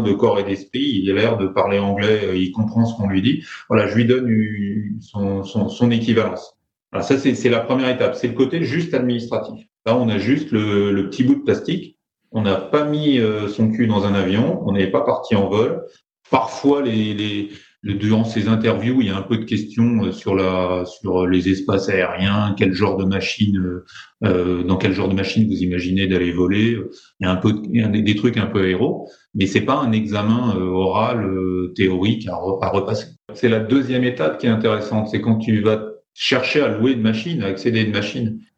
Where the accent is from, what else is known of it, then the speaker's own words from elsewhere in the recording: France; accent: French; je suis français en plus, donc c'est carrément pas ma langue